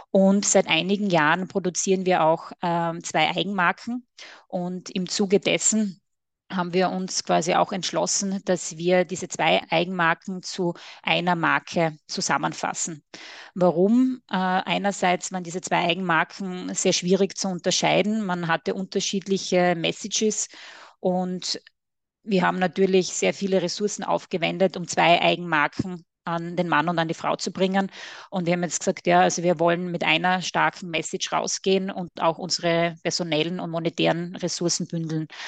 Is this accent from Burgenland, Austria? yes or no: no; Styria, Austria; accent: Austrian; mit Sitz in der schönen Oststeiermark in Österreich. Man hört es natürlich auch etwas an meinem Akzent.